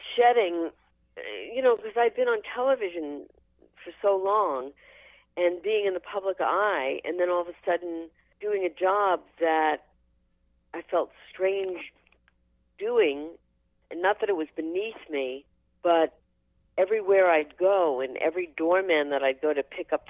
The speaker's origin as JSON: {"language": "English", "town": "New York City", "region": "New York", "country": "United States", "tie": "born or raised there", "said": "growing up in Brooklyn, I never even met a cheerleader"}